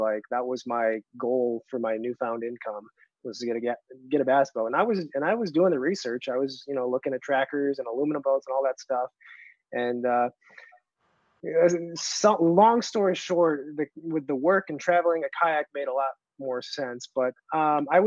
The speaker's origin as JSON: {"language": "English", "town": "Seneca Falls", "region": "New York", "country": "United States", "tie": "born or raised there", "moved": "yes", "said": "my hometown is Seneca Falls, New York. Finger Lakes"}